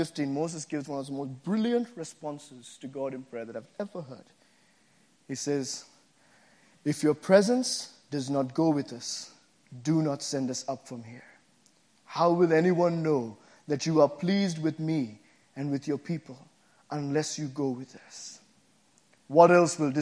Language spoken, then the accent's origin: English; Sri Lanka; moved away as an adult; also born or lived in Boston, United States; now in United States; when I came from Sri Lanka to the States first time to go to college here, I came to Boston